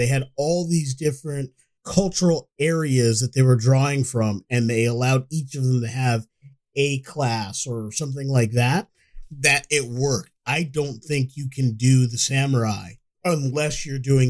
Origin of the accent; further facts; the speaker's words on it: United States; I am an American, even though my family is from Africa.